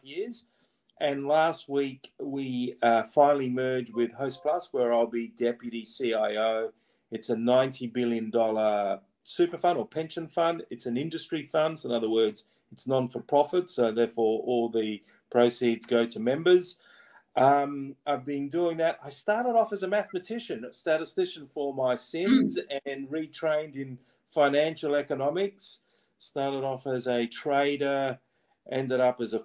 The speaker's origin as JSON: {"language": "English", "town": "Adelaide", "region": "South Australia", "country": "Australia", "tie": "born or raised there", "also_born_or_lived": "Sydney / London / New York", "moved": "as an adult", "said": "I'm born and raised in Adelaide, but I've lived in Sydney"}